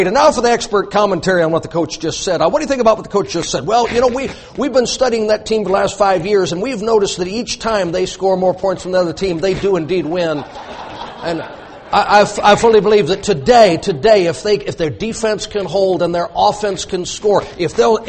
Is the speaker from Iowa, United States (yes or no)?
no; Louisiana, United States; I'm from Louisiana